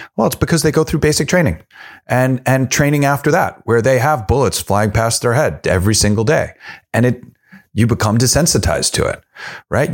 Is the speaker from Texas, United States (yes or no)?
no; New York, United States; I'm also from New York.